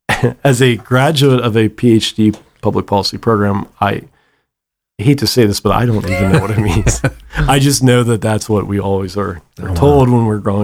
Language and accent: English; South Dakota, United States; I was born in South Dakota or Iowa, lived in South Dakota, that whole thing.